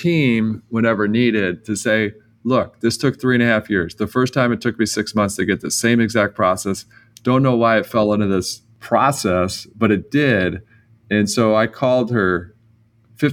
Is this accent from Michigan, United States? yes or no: yes; Detroit, Michigan, United States; I come from Detroit